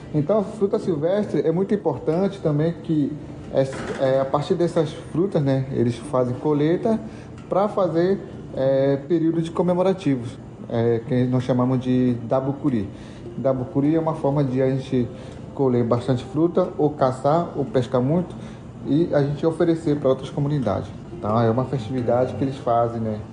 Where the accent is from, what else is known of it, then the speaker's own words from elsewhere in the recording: São Gabriel da Cachoeira, Amazonas, Brazil; now in Manaus, Brazil; Eu nasci numa comunidade chamada Mionhapitó, é, onde eu pertenço